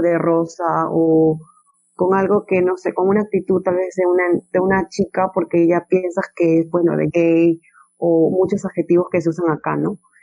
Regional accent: Peru; en mi país, no, Perú es, es un país muy machista

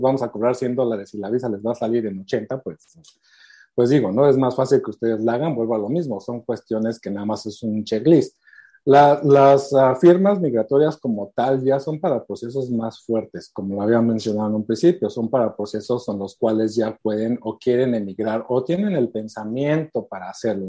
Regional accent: Mexico; moved away as an adult; now in Canada; tengo 14 años viviendo aquí, soy originario de México.

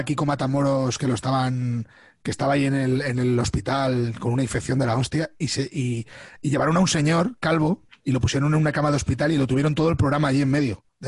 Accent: Albacete, Castilla-La Mancha, Spain; now in Madrid, Spain; Yo he vivido siempre en Albacete, salvo cuando me vine a vivir a, Madrid. Eh, o sea que yo eh, soy raised in Albacete

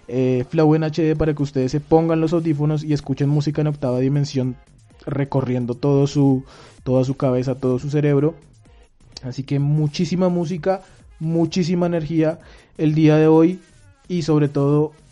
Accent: Colombia

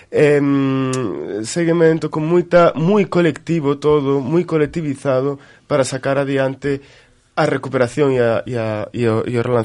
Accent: Galicia, Spain; todos somos galegas e galegos.

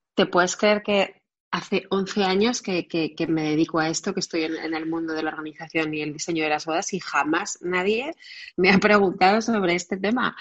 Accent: Barcelona, Catalonia, Spain; yo nací en Barcelona

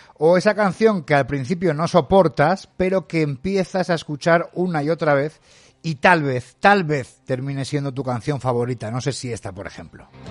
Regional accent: Madrid, Community of Madrid, Spain; now in Pontevedra, Spain; yo soy de Madrid y ahora estoy en Galicia, estoy en Pontevedra

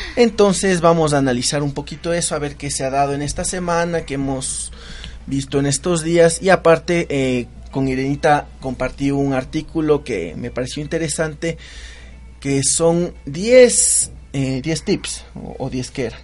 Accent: Quito, Pichincha, Ecuador; los quiteños

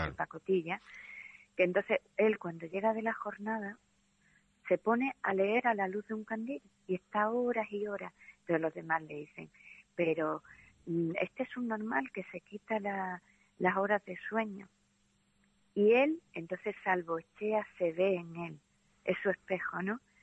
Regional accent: Andalusia, Spain; yo soy andaluza

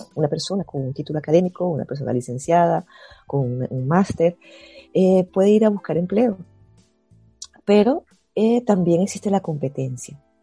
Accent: Caracas, Capital District, Venezuela; moved away as an adult; also born or lived in Maracaibo, Venezuela / Spain; now in Germany; yo nací en Venezuela, yo soy de Caracas

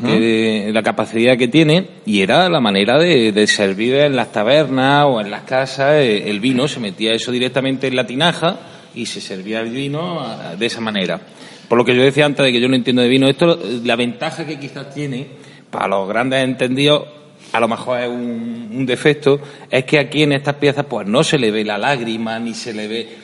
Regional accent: Úbeda, Andalusia, Spain; los ubetenses, pues bueno, somos andaluces

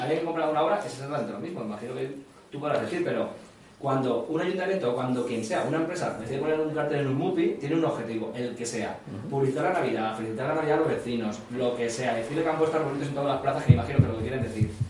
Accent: Mislata, Valencian Community, Spain; yo soy de Mislata

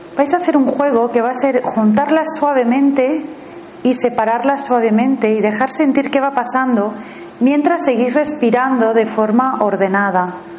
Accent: Spain; also born or lived in Thailand; me fui fuera a vivir fuera de España

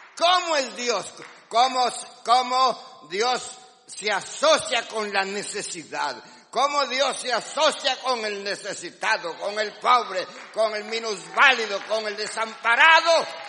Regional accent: Guatemala; los que somos de Guatemala

